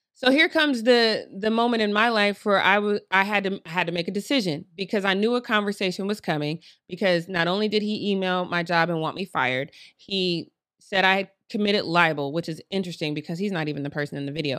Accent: Colorado, United States; I'm from Colorado

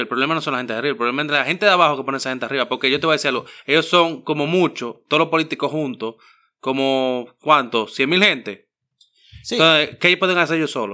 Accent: Dominican Republic; Y somos República Dominicana

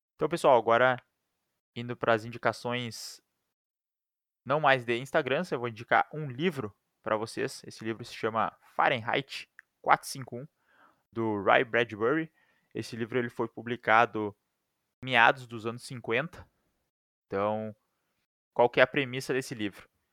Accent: Brazil; a gente é brasileiro

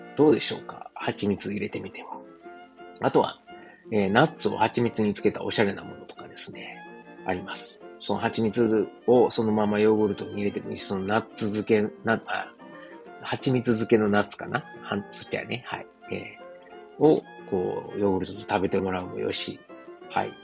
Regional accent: Osaka, Japan; moved away as an adult; now in Germany; 自分の実家であるですね、駒川あずま屋、はい、親父とおかんがやってる、えー、大阪駒川いうところでね

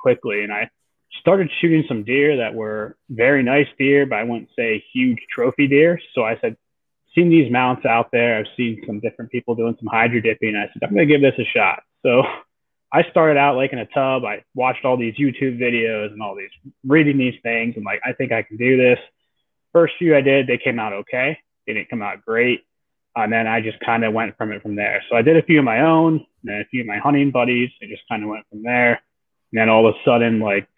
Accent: Central Pennsylvania, United States; I grew up in Central PA

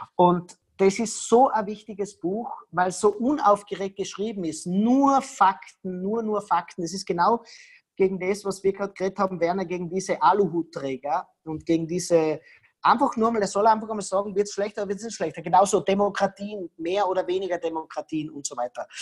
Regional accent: Tyrol, Austria; ich bin Tiroler

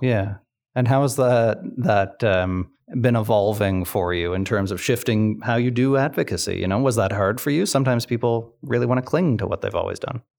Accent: Sydney, Nova Scotia, Canada; I grew up in Cape Breton, um, and, and Sydney in particular

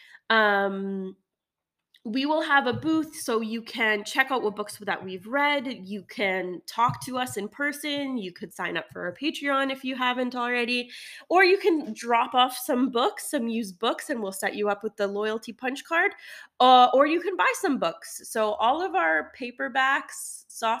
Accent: Canada; we're Canadian

